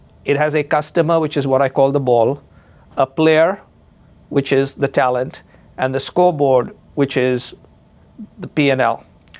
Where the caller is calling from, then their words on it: Chicago, Illinois, United States; And as you know, I am speaking from Chicago, and I'm a graduate of the University of Chicago Business School.